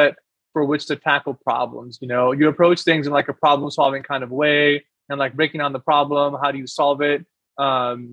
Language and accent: English; Pakistan; moved away; I'm from Pakistan